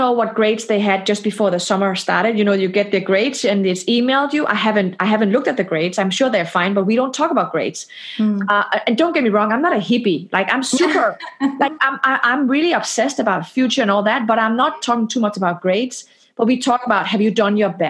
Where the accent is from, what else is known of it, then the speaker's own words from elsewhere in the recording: Denmark; now in Palo Alto, United States; I am from Denmark.